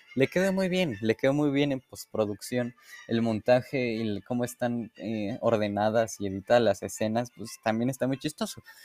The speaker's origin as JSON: {"language": "Spanish", "country": "Mexico"}